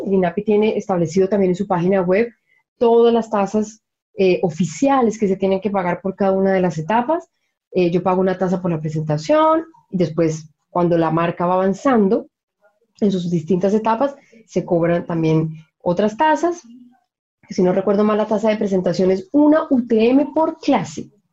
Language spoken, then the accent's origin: Spanish; Colombia; moved away as an adult; now in Chile; yo me acuerdo de niña en Colombia